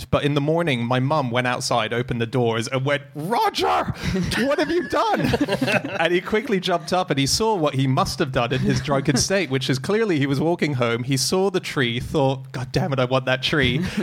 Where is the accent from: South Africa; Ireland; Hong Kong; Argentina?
Hong Kong; Discovery Bay; born there; I so I used to live when I was born in Hong Kong. We lived in an island just off Hong Kong called Discovery Bay